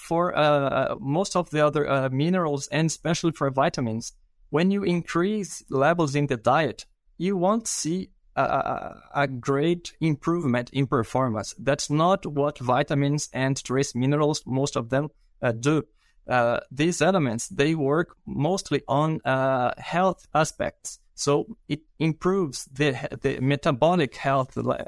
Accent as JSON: {"language": "English", "country": "Brazil", "second_language": "English", "said": "I'm a veterinarian from Brazil. And I did my master and my PhD in Brazil as well."}